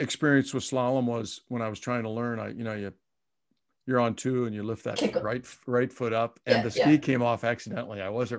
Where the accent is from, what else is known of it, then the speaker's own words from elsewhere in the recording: Indiana, United States; I'm a Hoosier. I'm from Indiana.